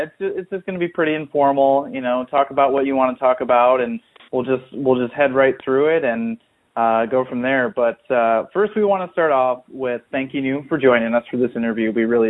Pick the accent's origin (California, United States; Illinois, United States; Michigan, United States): Michigan, United States; moved away; we're both originally from Michigan